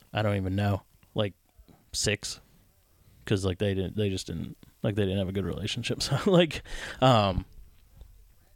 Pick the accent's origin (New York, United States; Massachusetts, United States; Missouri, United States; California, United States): Massachusetts, United States; also born or lived in Florida; I was born in Florida, and we only lived there for a year and then moved to Massachusetts